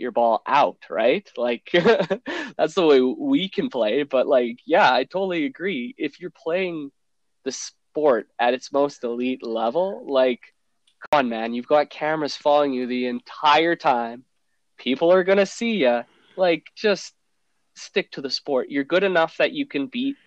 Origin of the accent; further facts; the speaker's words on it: Edmonton, Alberta, Canada; my hometown CFL team